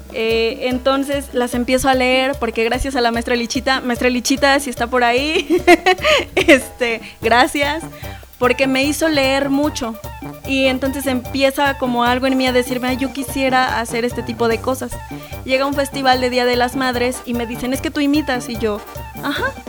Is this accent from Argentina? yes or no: no; Zacapoaxtla, Puebla, Mexico; soy de la sierra, soy Zacapuaxteca